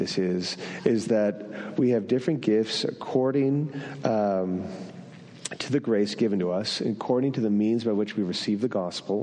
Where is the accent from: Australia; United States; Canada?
Canada; northern New Brunswick; first language French; English is a second language; moved away; I grew up in northern New Brunswick in a French community. I learned to swear in French first, which means that my mother tongue is French.